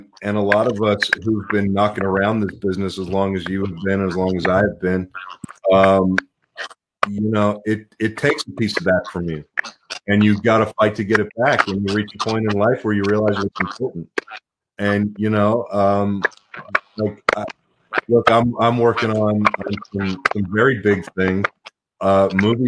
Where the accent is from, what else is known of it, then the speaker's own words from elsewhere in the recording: Pittsburgh, Pennsylvania, United States; moved away; also born or lived in Los Angeles, California; I grew up in Pittsburgh, and I moved out to L.A. a long time ago, and I spent a lot of time out in L.A. growing up